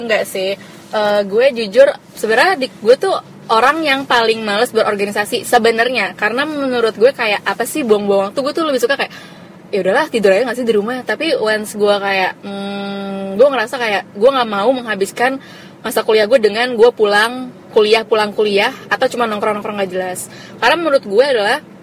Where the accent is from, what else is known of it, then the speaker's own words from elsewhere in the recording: Jakarta, Indonesia; iya gue Jakarta asli tapi nyokap gue orang Pemalang